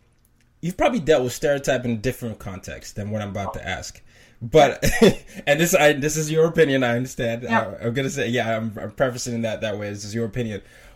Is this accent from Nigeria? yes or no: yes; Nigeria; because I'm a Nigerian, right? And my, you know, a lot of times no one knows that I am Nigerian. I know why, you know, it could be the way I sound, whatever.